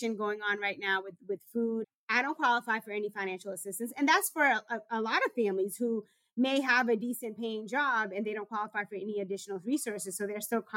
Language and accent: English; Boston, Massachusetts, United States; I grew up in Dorchester in a community that was plagued with gun violence